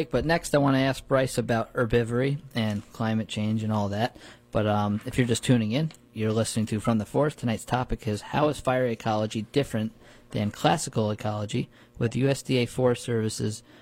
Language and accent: English; New York, United States; Where where I grew up in the Wallkill Valleys, a lot of red cedar coming in those old abandoned fields.